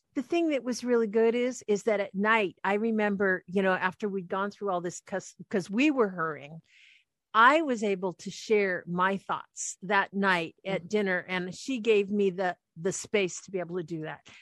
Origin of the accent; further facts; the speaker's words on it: Anacortes, Washington, United States; we lived when we grew up in Anacortes and we lived right on the water